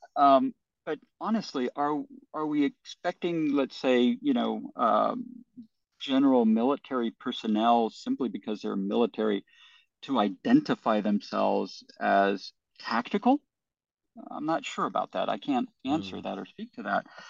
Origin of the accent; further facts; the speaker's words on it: United States; I'm an American